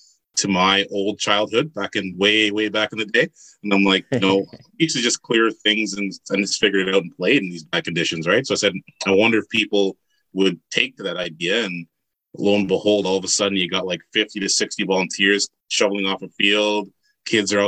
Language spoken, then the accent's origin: English; Montreal, Quebec, Canada; now in Ottawa, Canada; I'm originally from Montreal, and started playing in the local, inner city soccer, house league soccer when I was 3-4 years old